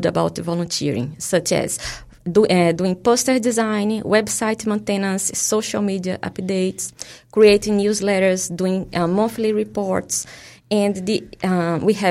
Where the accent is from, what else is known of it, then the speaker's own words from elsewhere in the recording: Brazil; English is a second language; moved away as an adult; also born or lived in Queenstown, New Zealand; now in Palmerston North, New Zealand; In Brazil. I'm from Brazil